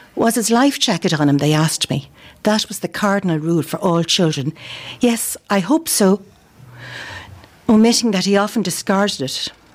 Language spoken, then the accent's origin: English; Dublin, Leinster, Ireland; moved away as an adult; now in County Clare, Ireland; I've lived in Clare for a long time, although I'm originally from Dublin.